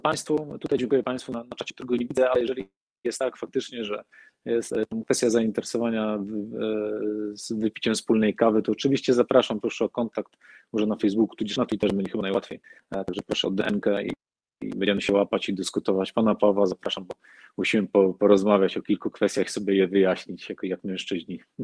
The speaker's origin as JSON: {"language": "Polish", "town": "Olsztyn", "region": "Warmian-Masurian Voivodeship", "country": "Poland", "tie": "born or raised there", "said": "jako patriota mojej małej ojczyzny, Olsztyna, Warmii, Mazur"}